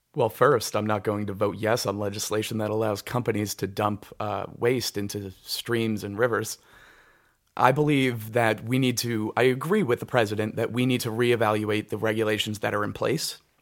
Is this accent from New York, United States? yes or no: yes; Wallkill, New York, United States; also born or lived in Cold Spring, New York; I went to Walk Hill High School. I, I grew up around here